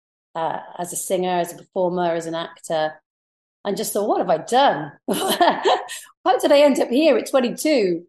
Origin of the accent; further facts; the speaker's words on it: Pembrokeshire, Wales, United Kingdom; accent: posh; coming from Pembrokeshire, I always sound a little bit posh. So it kind of played in my favour. And being Welsh, I had quite a melodic voice.